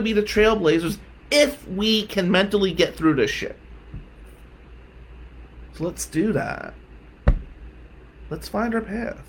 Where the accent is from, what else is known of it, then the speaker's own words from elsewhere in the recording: Atlantic City, New Jersey, United States; we're white from Atlantic City